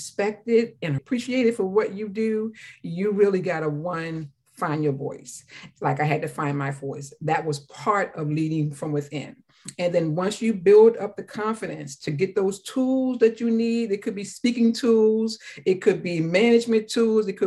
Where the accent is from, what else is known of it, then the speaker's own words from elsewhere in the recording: Calvert County, Maryland, United States; In my hometown of Calvert County, Maryland, for those who don't know, it's 45 minutes from Washington, D.C., a little dirt road that we grew up on.